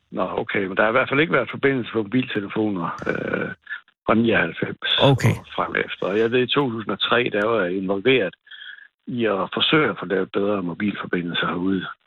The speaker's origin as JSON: {"language": "Danish", "town": "Fanø", "region": "Southern Denmark", "country": "Denmark", "said": "Nej, det er jeg ikke. Jeg kommer fra Fanø."}